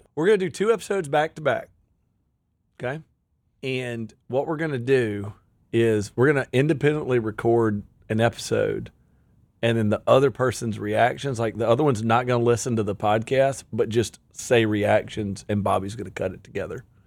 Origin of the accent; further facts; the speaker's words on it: Pontotoc, Mississippi, United States; I'm a redneck from Pontotoc, Mississippi